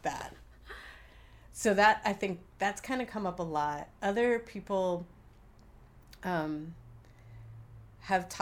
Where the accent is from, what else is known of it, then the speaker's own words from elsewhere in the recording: United States; accent: American; my American accent